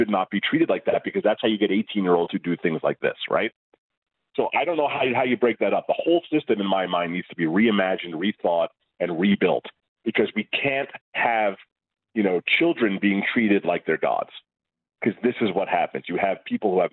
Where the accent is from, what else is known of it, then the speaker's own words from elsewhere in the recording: United States; I mean, look, I'm an American. I was not raised in the Canadian junior culture.